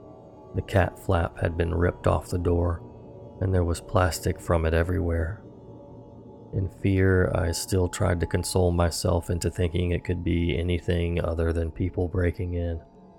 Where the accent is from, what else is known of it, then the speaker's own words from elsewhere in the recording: England, United Kingdom; I'm from England, meaning it was already pitch black outside at this time of the year.